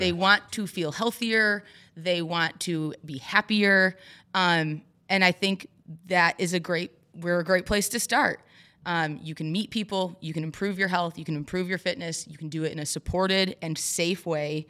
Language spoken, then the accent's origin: English; Overdale City, Michigan, United States; also born or lived in Florida; I'm from Overdale City, so not far from here. Um, grew up there, very small town